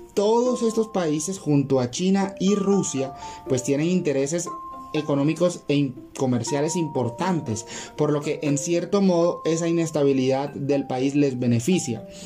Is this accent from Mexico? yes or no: no; Colombia